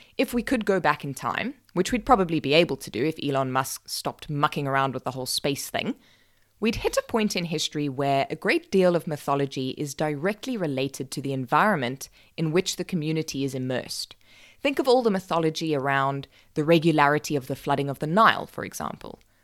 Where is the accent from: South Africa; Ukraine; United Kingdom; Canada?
South Africa; I'm South African